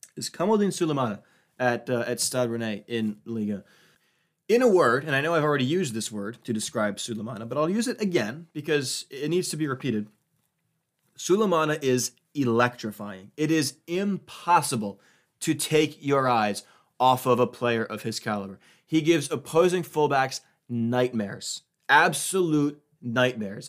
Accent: United States; as an American

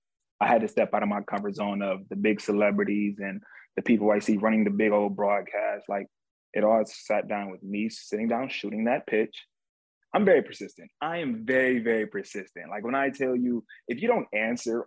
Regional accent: Cleveland, Ohio, United States; I grew up in a hood growing up in one of the most dangerous places in the United States, Cleveland, Ohio

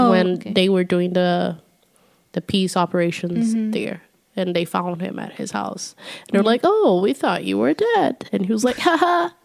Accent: Brazil; born or raised there; now in United States

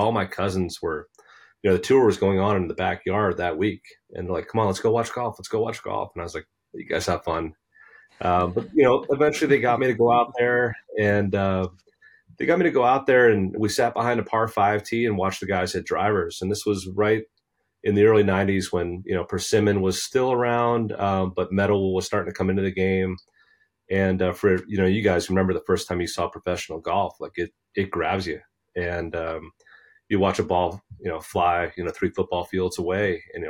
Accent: Basking Ridge, New Jersey, United States; I'll always come back to saying I'm from Basking Ridge, New Jersey, right in the middle of the state. You know, I grew up in a family where my dad worked in New York City for Pfizer for over 25 years.

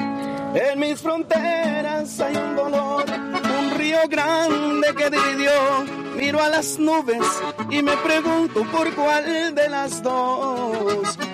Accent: Michoacán, Mexico; Yo soy originario de Michoacán

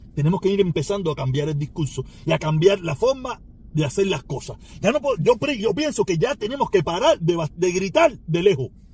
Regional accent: Cuba; mi pueblo cubano

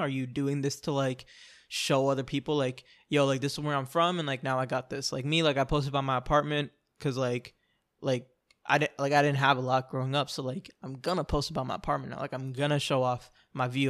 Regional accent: Orlando, Florida, United States; I'm from Orlando, like, I'm from the city, I know a lot of people

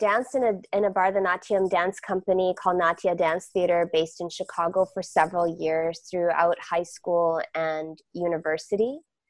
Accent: Malaysia; born there; moved away; also born or lived in Canada / United States; I was born in Malaysia and came to Turtle Island, Canada, and the US, and spent my time in both of those countries.

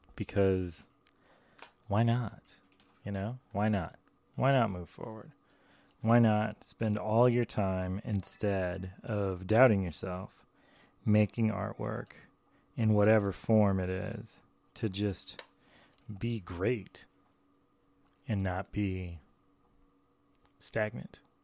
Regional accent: the American South, United States; I also grew up in, like, the American South

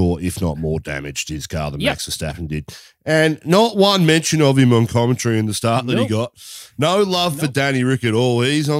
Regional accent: Australia; we're Australian

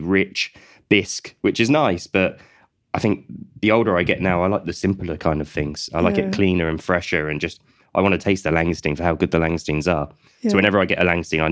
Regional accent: Colchester, East of England, United Kingdom; I'm from Colchester

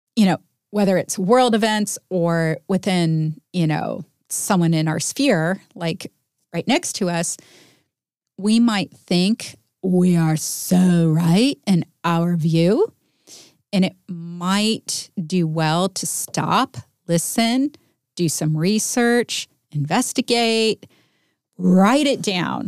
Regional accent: United States; being American

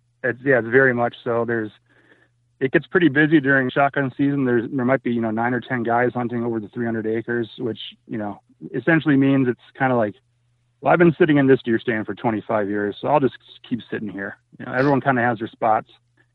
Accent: Minnesota, United States; When my family settled back in Minnesota and I was in a job that didn't require me to travel

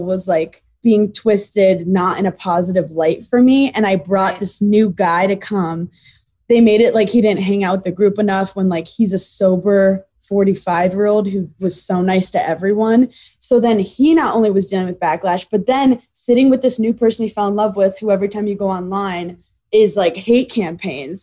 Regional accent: New York City, New York, United States; I'm this girl from Brooklyn

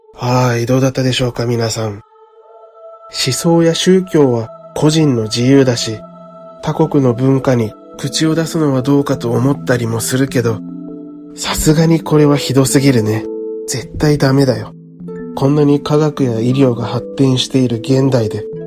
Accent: Japan; 僕が安全な日本で生まれ育ったからなのかもしれないね

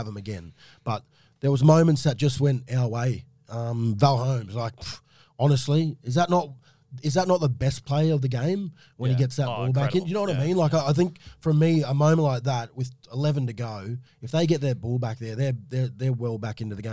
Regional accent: Queensland, Australia; as a Queenslander

